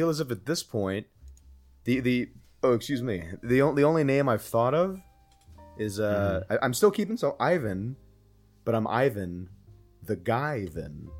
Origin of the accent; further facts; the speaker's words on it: California, United States; I am from California, as born and raised